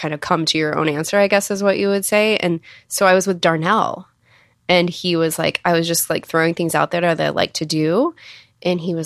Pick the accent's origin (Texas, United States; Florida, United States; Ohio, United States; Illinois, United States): Texas, United States; I'm from Texas